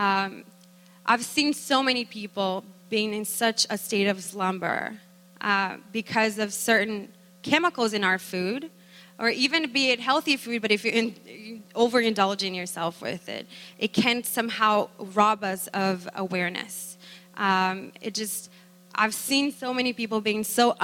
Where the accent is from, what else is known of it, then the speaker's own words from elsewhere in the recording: Brazil; moved away; we are from Brazil originally